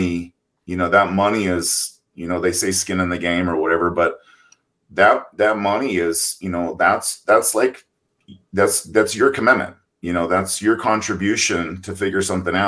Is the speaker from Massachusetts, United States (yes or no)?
no; Oakdale, California, United States; I was born in Oakdale, California, on a cattle ranch.